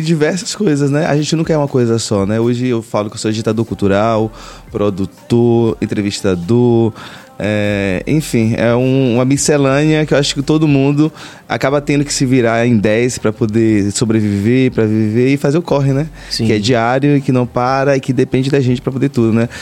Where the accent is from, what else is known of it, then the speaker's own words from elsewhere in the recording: Ubatã, Bahia, Brazil; moved away as an adult; also born or lived in Piauí / São Paulo; now in Salvador, Brazil; eu morei durante muito tempo em Ubatã